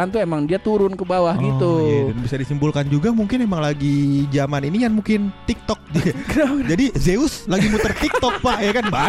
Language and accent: Indonesian; Depok, West Java, Indonesia; sebagai orang Depok, orang Depok yang sekolah